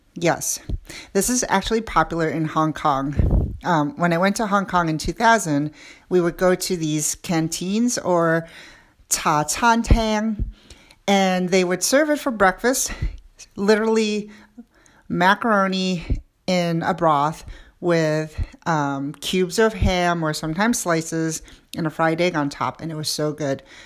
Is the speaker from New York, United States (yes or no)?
yes; New York City, New York, United States; I grew up in New York City